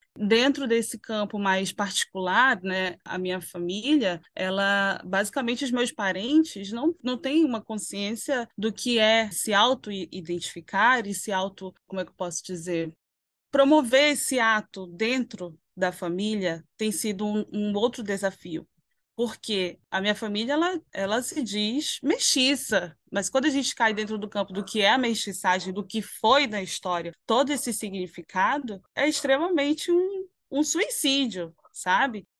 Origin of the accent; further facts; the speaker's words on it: Manaus, Amazonas, Brazil; os meus parentes eles se veem como manauaras, porque nós somos daqui, nós nascemos nesse território